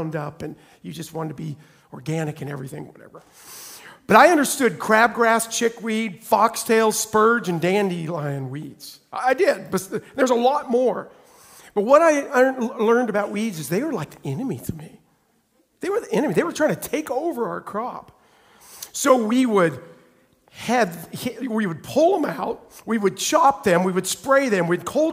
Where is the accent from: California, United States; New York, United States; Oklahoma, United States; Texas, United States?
Oklahoma, United States; moved away; I'm from Oklahoma